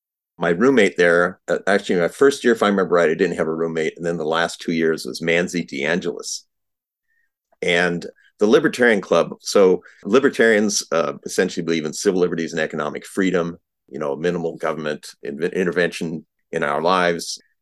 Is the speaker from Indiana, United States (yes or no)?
no; South Dakota, United States; Sure. So I was originally from South Dakota.